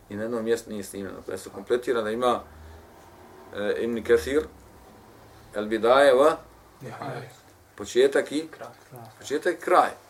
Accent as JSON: {"language": "Croatian", "country": "Bosnia & Herzegovina", "said": "kod nas u Bosni"}